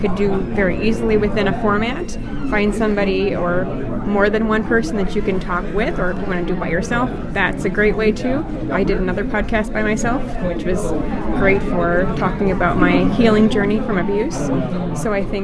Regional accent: Milwaukee, Wisconsin, United States; I come from Milwaukee

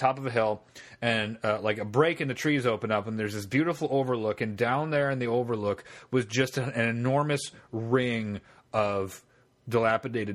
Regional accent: Churubusco, Indiana, United States; I'm from Churubusco

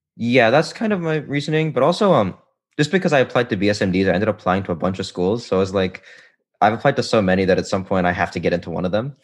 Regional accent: Florida, United States; I'm from Florida

